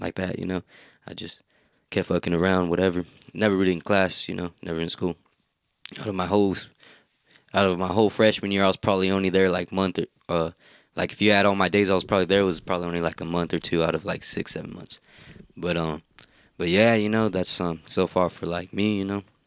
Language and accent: English; Hollister, California, United States; Hometown, like, growing up in Hollister